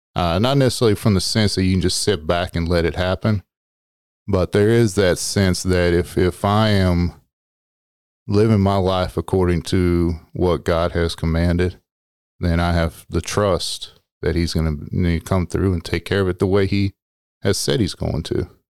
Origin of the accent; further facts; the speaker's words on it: Texas, United States; also born or lived in Arizona; I am from Texas.